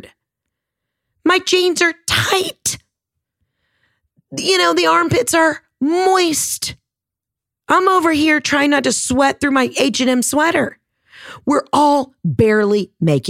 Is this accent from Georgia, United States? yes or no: yes; Georgia, United States; I'm from Georgia